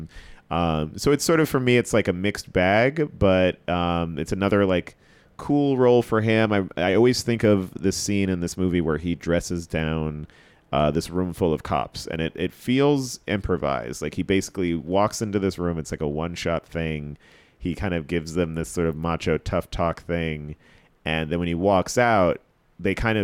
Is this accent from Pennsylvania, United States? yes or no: no; New Jersey, United States; moved away as an adult; now in New York, United States; I grew up in Jersey